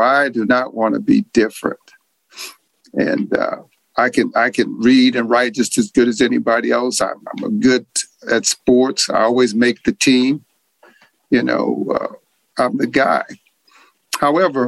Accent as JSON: {"language": "English", "region": "California", "country": "United States", "tie": "born or raised there", "also_born_or_lived": "New Orleans, Louisiana", "said": "I was born in New Orleans, but we came to California when I was 7"}